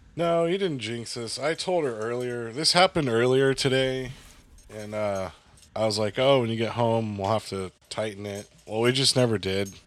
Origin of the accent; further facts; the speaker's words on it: the South, United States; also born or lived in the North; now in Southern Illinois, United States; I'm from the South